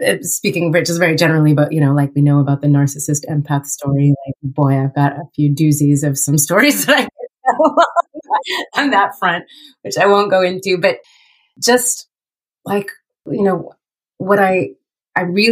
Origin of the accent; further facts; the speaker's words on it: Colorado, United States; moved away as an adult; also born or lived in New York City; I grew up in Colorado